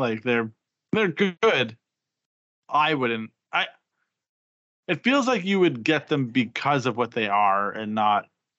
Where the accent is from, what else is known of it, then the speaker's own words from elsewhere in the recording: Regina, Saskatchewan, Canada; Regina, Saskatchewan, my hometown.